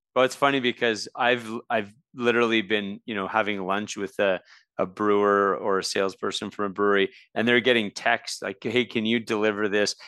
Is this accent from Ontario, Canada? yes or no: no; Red Deer, Alberta, Canada; I grew up in Red Deer